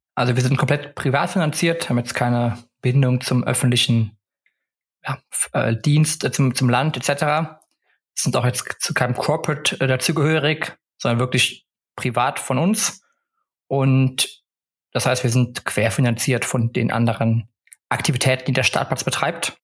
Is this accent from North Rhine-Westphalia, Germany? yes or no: yes; Cologne, North Rhine-Westphalia, Germany; moved away as an adult; also born or lived in Netherlands / United States / England / Stockholm, Sweden; ich bin ursprünglich aus Köln, bin also wieder zu Hause